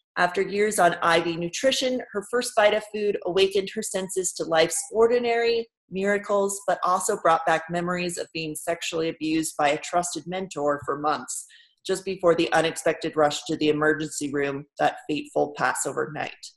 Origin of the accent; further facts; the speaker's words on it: New York, United States; New Yorkers